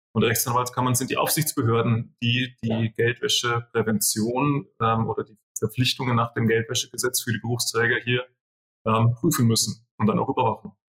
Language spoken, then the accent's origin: German; southern Bavaria, Germany; bei uns in Südbayern